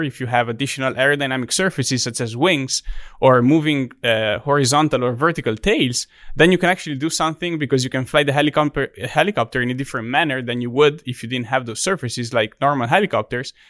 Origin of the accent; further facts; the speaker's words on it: Italy; English is a second language; moved away as an adult; also born or lived in Texas; now in Auburn, United States; my hometown in Italy